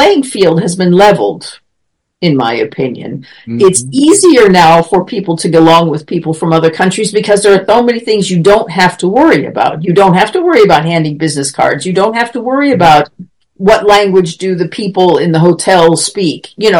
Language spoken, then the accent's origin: English; United States; moved away as an adult; now in Germany; I was American or that I was coming from Germany